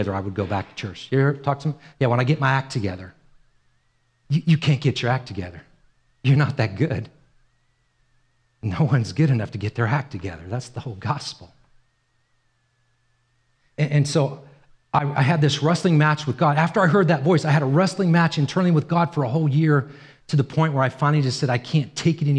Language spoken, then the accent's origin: English; Los Angeles, California, United States; also born or lived in Ireland; I grew up in Los Angeles